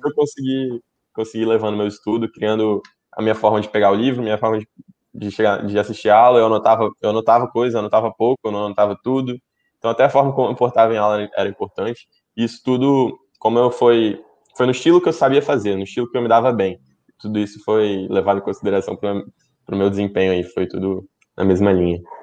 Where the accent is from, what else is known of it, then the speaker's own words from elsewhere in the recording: Espírito Santo, Brazil; eu sou do Espírito Santo